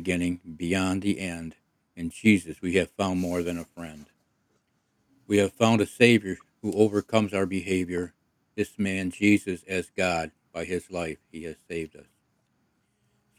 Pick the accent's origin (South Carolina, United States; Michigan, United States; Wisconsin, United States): Michigan, United States; Croswell; We grew up in the Episcopal Church, and when we lived in a small town of Croswell